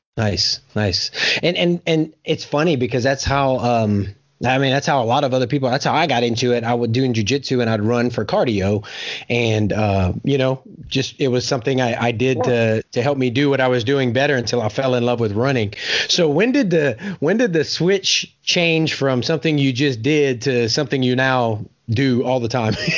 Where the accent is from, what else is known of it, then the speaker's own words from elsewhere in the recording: South Louisiana, United States; I'm from South Louisiana